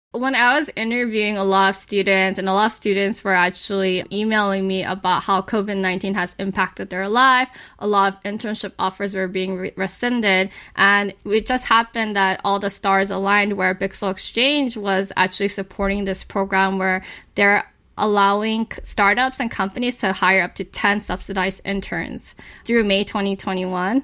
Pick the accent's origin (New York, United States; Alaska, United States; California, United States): California, United States; Los Angeles; I was actually born and raised in Hollywood.